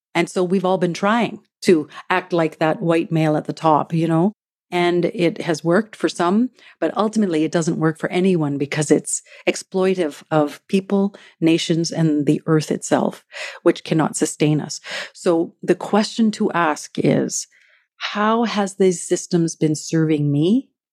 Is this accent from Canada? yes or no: yes; Treaty One territory, Manitoba, Canada; now in Vancouver, Canada; I am a Métis woman from Treaty One territory in the homeland of the Métis, who's currently living in the unceded traditional